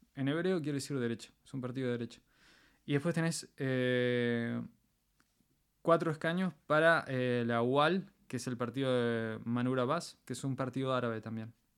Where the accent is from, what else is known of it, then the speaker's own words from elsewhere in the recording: Argentina; moved away as an adult; also born or lived in Israel; now in Poland; soy, soy argentino. O sea, nací en Argentina, me creé hasta los veintipico de años en, Argentina